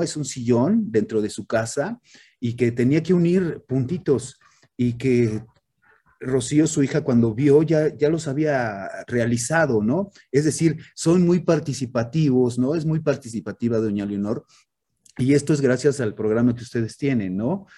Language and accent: Spanish; Mexico; soy, soy, soy mexicano, soy parte de esta cultura